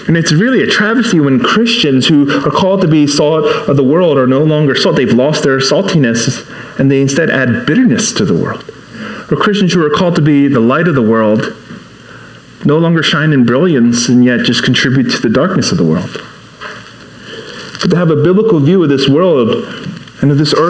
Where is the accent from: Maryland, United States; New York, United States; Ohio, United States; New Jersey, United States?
Maryland, United States; Baltimore; first language English; English is my first language. You know, I'm from Baltimore, not Busan